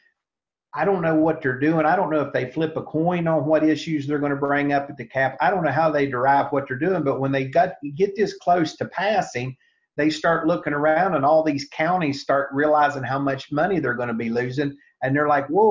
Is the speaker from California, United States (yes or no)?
no; Milton, West Virginia, United States; Milton, West Virginia, my hometown